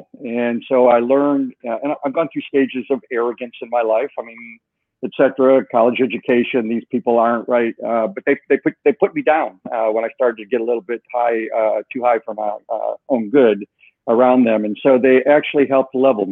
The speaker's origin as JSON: {"language": "English", "town": "Chicago", "region": "Illinois", "country": "United States", "tie": "born or raised there", "moved": "yes", "said": "I was born and raised in Chicago, blue-collar family, lived above taverns"}